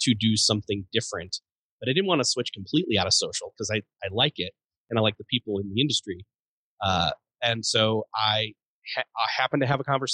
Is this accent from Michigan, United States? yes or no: no; Rochester, New York, United States; I was born and raised in Rochester, New York.